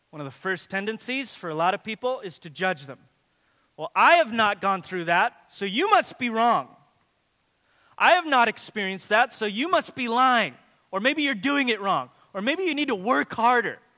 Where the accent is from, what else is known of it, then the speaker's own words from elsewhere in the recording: Watsonville, California, United States; I remember as a kid in my hometown of Watsonville, this is the only, the only town in its, in its county that allowed fireworks.